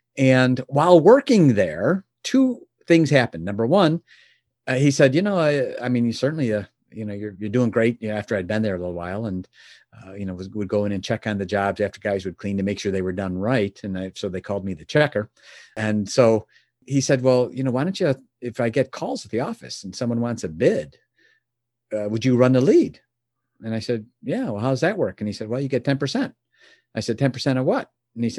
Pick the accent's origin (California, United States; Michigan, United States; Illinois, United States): Illinois, United States; Chicago; Born and raised in the Chicagoland area. And my father was a milkman.